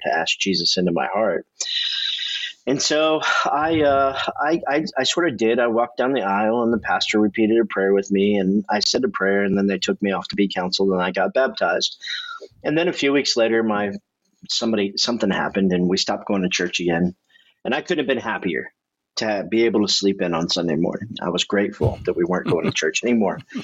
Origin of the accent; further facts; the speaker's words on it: Indiana, United States; I've lived in Indiana my whole life